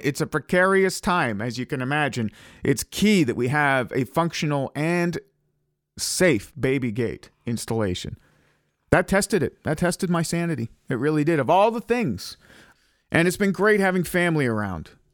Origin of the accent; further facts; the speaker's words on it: Ottawa, Ontario, Canada; moved away; My wife gets a job promotion to come to Ottawa and it's my hometown.